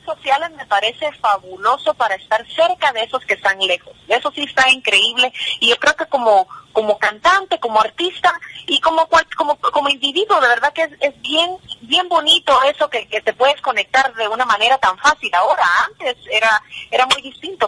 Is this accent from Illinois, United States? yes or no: no; New Jersey, United States; moved away as an adult; now in Guatemala; yo soy del área de Nueva Jersey, Nueva, Nueva York, Nueva Jersey